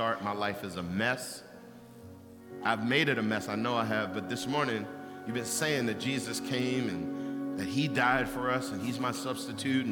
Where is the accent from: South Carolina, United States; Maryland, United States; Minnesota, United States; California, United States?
Maryland, United States; Baltimore; I grew up in East Baltimore